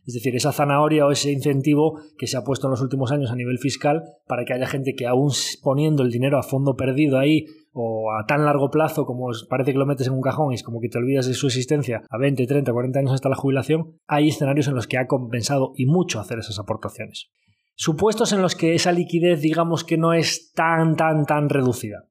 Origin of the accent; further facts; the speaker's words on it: Galicia, Spain; como buen gallego